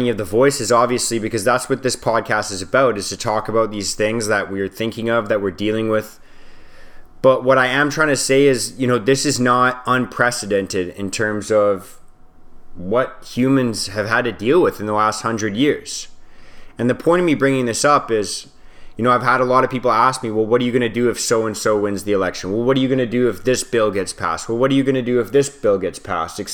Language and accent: English; Canada; we're all Canadian